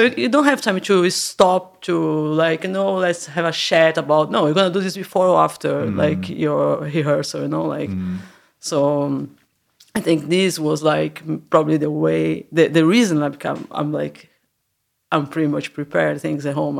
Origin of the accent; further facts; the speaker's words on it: Santos, São Paulo, Brazil; moved away as an adult; now in Berlin, Germany; I was born in Santos. That is really it's like a uh, by the coast, an hour away from São Paulo.